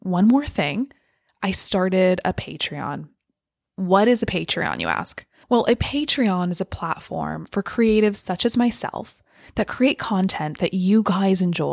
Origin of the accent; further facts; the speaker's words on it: California, United States; moved away as an adult; also born or lived in United Kingdom; moved back to the US in my home state of California